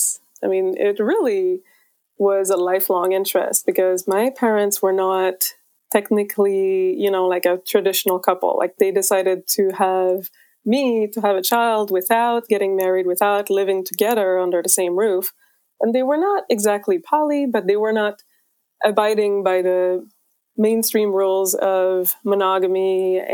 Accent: Quebec, Canada; now in California, United States; I'm originally from Quebec, Canada, but I live in California

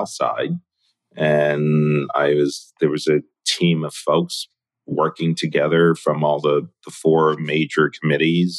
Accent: New York, United States; also born or lived in Hong Kong; my early days growing up in Chinatown.

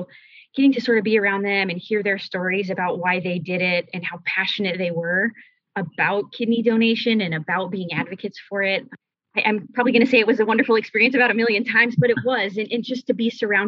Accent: Denver, Colorado, United States; I was born and raised in Denver, Colorado, and still live there today

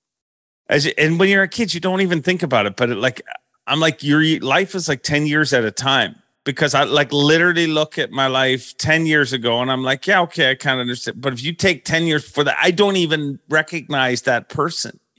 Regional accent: Canada; when I grew up, I'd always heard, like, you don't want to tell them you're Canadian

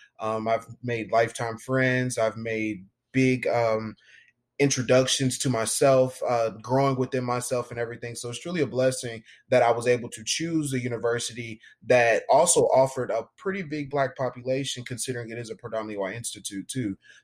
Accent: Houston, Texas, United States; So like I said before, I'm from Houston, Texas.

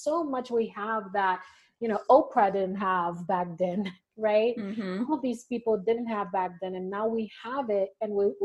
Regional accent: Haiti; moved away as an adult; also born or lived in Vermont, United States; now in Utah, United States; I am originally from Haiti.

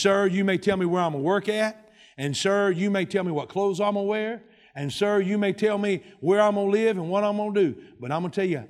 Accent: South Carolina, United States; I'm from South Carolina

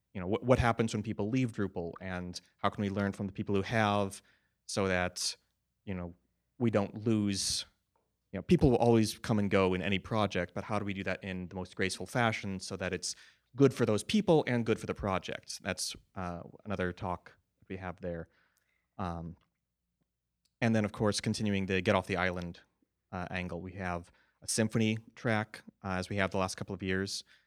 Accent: United States; I'm an American too

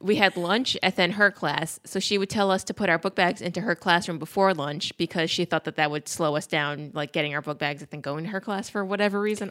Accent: Peekskill, New York, United States; We grew up in Peekskill.

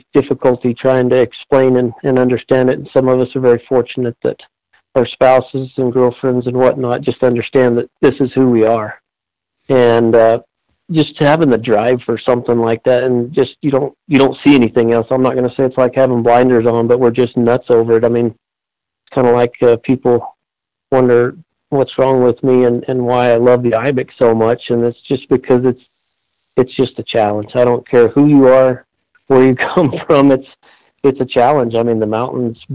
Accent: Red Oso, New Mexico, United States; I was born and raised right here in Red Oso. Grew up right here, graduated here

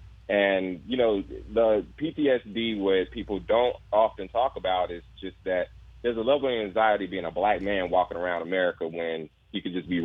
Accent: Louisiana, United States; moved away as an adult; also born or lived in Bay Area, California; Well, I myself am I'm the Southerner and everything, as we talked about earlier and everything. And so from Louisiana, born and raised

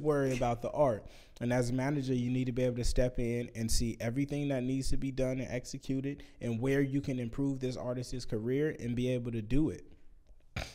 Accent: Vallejo, California, United States; I'm from Vallejo

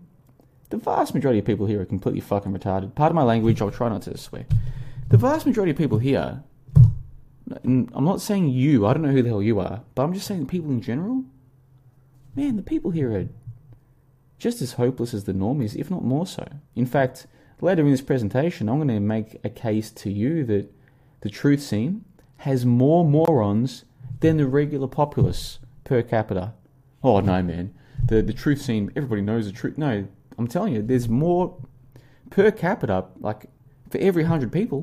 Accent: Australia; moved away as an adult; now in Vietnam; this Christmas in 11 days' time will be my first ever Christmas in winter because I grew up in Australia.

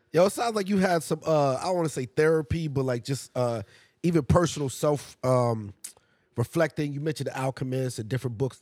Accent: Massachusetts, United States; I grew up in Massachusetts, a lot of Irish.

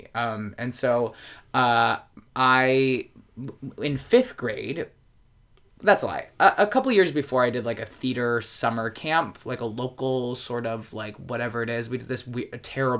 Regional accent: Baltimore, Maryland, United States; also born or lived in Rochester, New York; now in New York, United States; So I was born in Rochester. We moved down to Baltimore, Maryland when I was like 4.5 or 5 in that range. So I say I'm from Baltimore. I've been in New York 10 years.

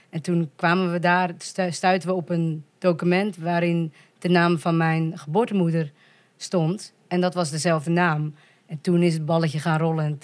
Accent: Volendam, North Holland, Netherlands; moved away as an adult; also born or lived in Colombia; now in Leiderdorp, Netherlands; Ik ben geadopteerd uit Colombia. Ik woon momenteel in Leiden-dorp, maar ik ben opgegroeid in Volendam. en ik ben 38 jaar.

